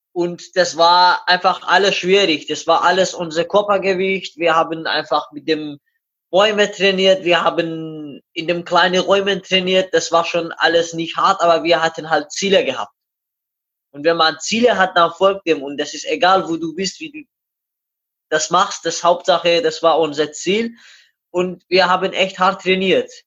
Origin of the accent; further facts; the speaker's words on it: Iran; German is a second language; moved away as an adult; now in Hamburg, Germany; ich komme aus dem Iran, 93 geboren und am 20. August 2015 bin ich nach Deutschland gekommen und hier in Hamburg gelandet.